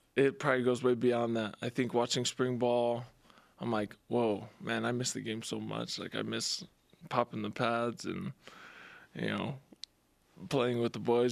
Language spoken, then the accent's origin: English; Las Vegas, Nevada, United States; moved away; my hometown